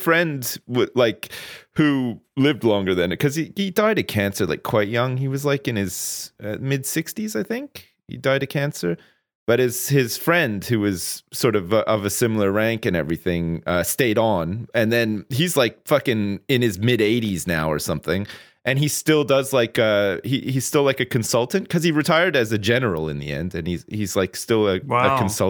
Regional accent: Ottawa, Ontario, Canada; Oh, I'm from Ottawa, Ontario. {S2} Well, there you go. {S3} I grew up there. I was born there. I was born on June the 5th, 1980 at Riverside Hospital, which is still there.

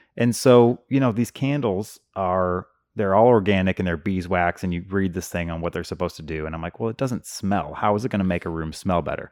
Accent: Hazelwood, Missouri, United States; born or raised there

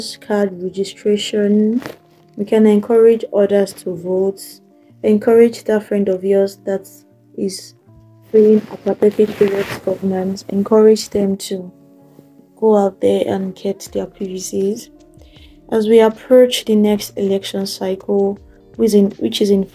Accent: Nigeria; As Nigerian teenagers and young adults

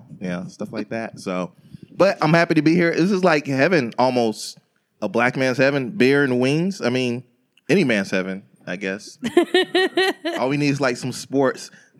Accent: Florida, United States; I'm from Florida

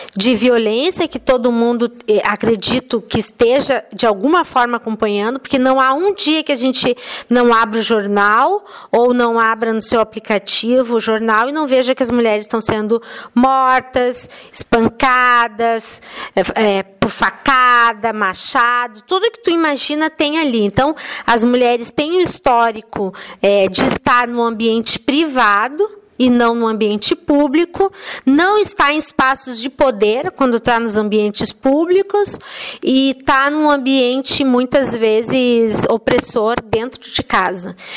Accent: Rio Grande do Sul, Brazil; moved away; also born or lived in Belo Horizonte; eu sou uma gaúcha, eu sou meio andarilha

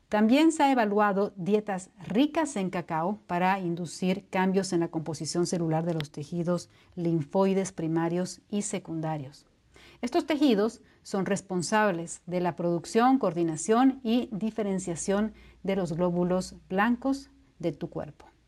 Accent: Bolivia; Bolivia, que es de donde soy

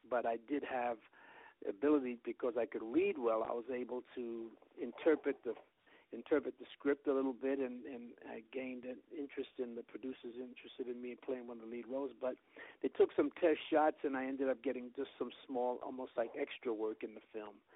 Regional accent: New York City, New York, United States; my parents met in New York, and I was born in the Bronx in 1946

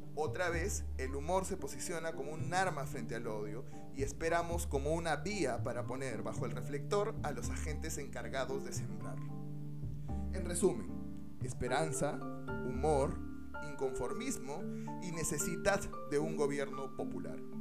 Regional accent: Peru

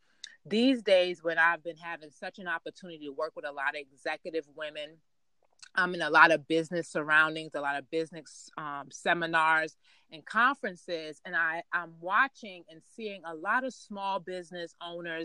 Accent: New York City, New York, United States; I grew up in Queens, New York

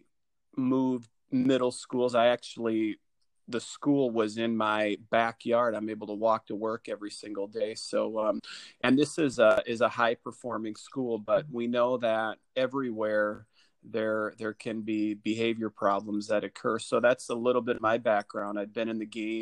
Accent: Dubuque, Iowa, United States; I am from Dubuque, Iowa. It's a town right on the Mississippi River

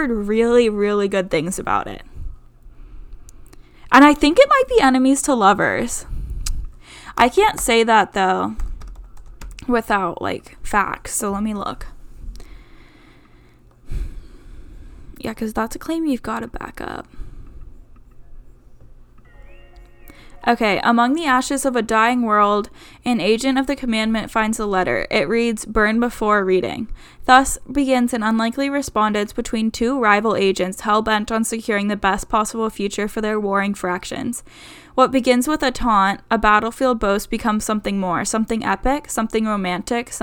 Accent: Pittsburgh, Pennsylvania, United States; Pittsburgh, which is, like, my hometown

